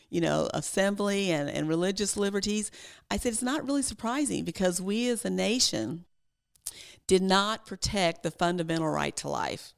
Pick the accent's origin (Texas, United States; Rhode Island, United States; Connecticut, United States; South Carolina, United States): Texas, United States; as a Texan, when I was growing up in high school